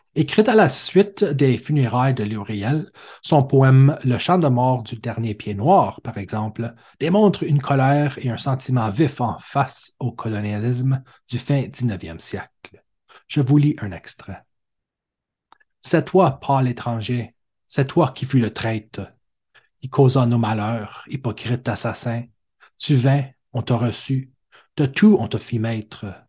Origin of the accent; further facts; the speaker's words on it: Sainte-Anne, Manitoba, Canada; moved away as an adult; also born or lived in Alberta / Toronto; J'ai grandi au Manitoba, dans les alentours de Saint-Anne-des-Chênes